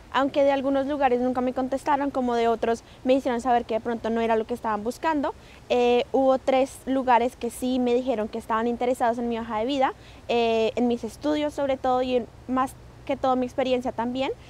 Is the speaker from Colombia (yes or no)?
yes; Colombia; now in Canada; yo soy una colombiana en Canadá